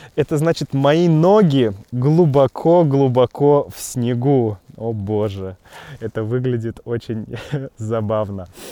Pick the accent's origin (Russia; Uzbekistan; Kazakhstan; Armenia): Russia; moved away as an adult; also born or lived in Wuhan, China; Я родился в России, да, Россия моя родина.